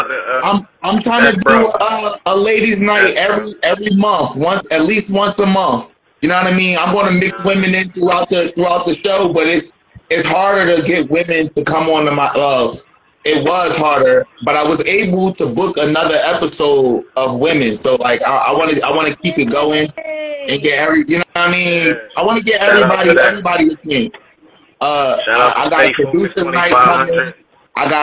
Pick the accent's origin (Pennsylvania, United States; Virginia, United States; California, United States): Pennsylvania, United States; Philadelphia; moved away; I'm from Philly